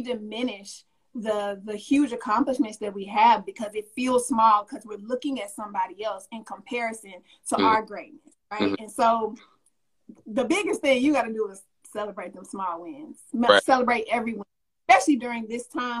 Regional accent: Arkansas, United States; moved away; I'm from Arkansas originally

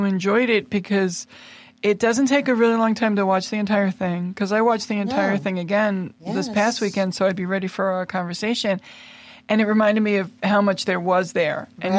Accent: New York City, New York, United States; We're from Queens, different yeah. parts of Queens, but still Queens.

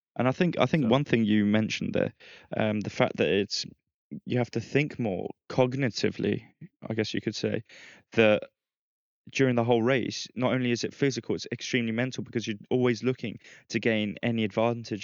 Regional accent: Philippines; now in Spain; my hometown, Philippines

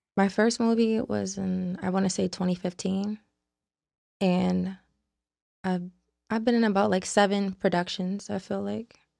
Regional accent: Baltimore, Maryland, United States; I'm from Baltimore, Maryland

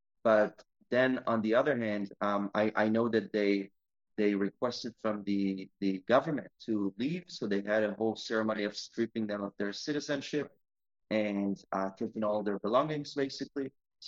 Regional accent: Safed, Northern District, Israel; also born or lived in Kedumim; And yeah, so I always grew up in the countryside of Israel.

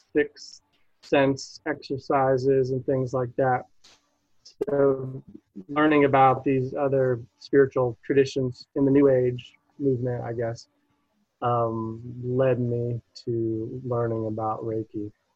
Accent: Buffalo, New York, United States; I was born in Buffalo, New York.

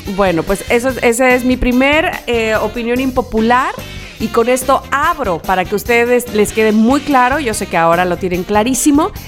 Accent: Mexico; soy mexicana

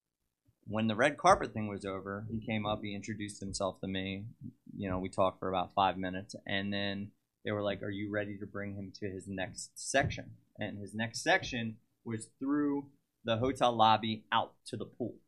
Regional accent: Cheltenham, Pennsylvania, United States; born or raised there

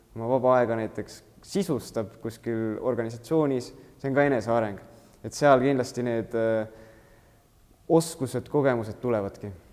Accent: Antsla, Võru County, Estonia; now in Tartu, Estonia; ma olen üldse Võrumaalt Antslast pärit

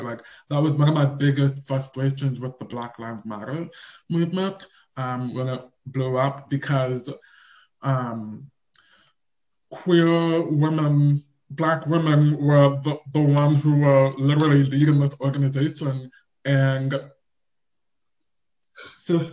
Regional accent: Lincoln, Nebraska, United States; I was born and raised in Lincoln, Nebraska.

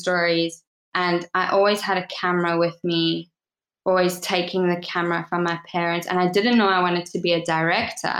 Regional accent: South Africa; I was born in South Africa, raised in South Africa.

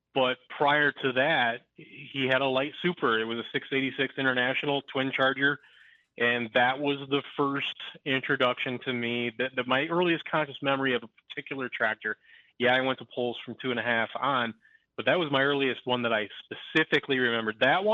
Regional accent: Romeo, Michigan, United States; being born and raised in Romeo

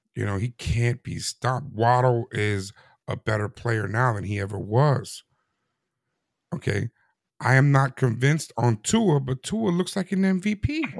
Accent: New York City, New York, United States; I grew up in New York City

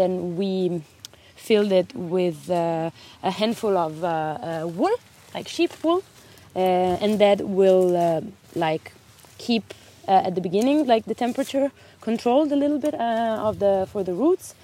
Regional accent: Italy; moved away as an adult; now in Denmark; I come from Italy, but I'm working in a very nice farm in Denmark

